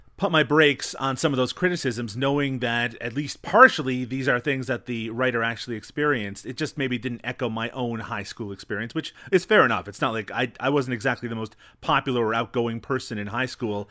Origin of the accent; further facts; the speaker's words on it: Newfoundland and Labrador, Canada; I come from Newfoundland, which is notorious in my own country